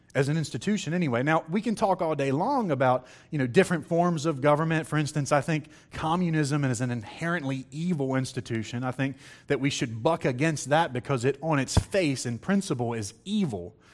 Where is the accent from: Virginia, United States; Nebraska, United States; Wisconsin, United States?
Virginia, United States; moved away; I was in a little country church in Virginia, um, preaching